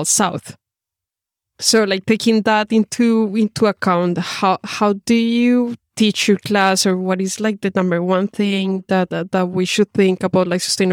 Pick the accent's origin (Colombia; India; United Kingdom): Colombia; moved away; I'm originally from Colombia